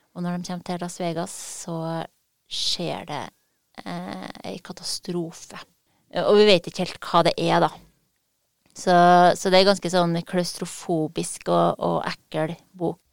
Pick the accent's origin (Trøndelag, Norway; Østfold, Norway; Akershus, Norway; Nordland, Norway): Trøndelag, Norway; man som trønder